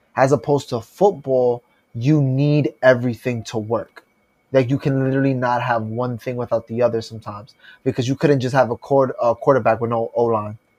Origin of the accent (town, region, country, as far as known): New York City, New York, United States